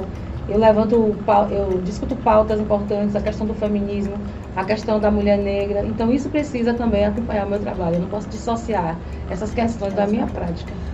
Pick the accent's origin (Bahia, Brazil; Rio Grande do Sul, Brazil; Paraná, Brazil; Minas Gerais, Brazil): Bahia, Brazil; Laje do Banco, Elísio Medrado; now in Itabuna, Brazil; eu sou de Laje do Banco, um distrito que pertence ao Elino Leal